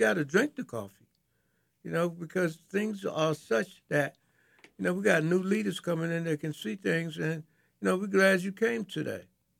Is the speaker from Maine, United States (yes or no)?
no; North Carolina, United States; I'm from North Carolina.